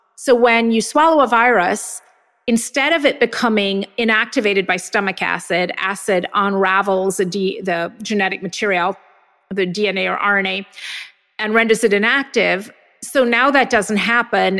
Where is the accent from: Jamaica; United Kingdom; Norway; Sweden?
Jamaica; moved away; I grew up in Jamaica where everybody had measles and mumps and chicken pox